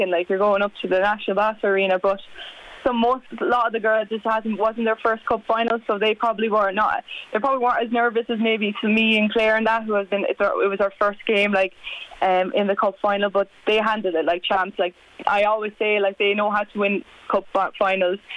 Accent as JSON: {"language": "English", "region": "Leinster", "country": "Ireland", "said": "I came in from Carlow, like I didn't know any of the girls coming there when a couple of years ago in 2018"}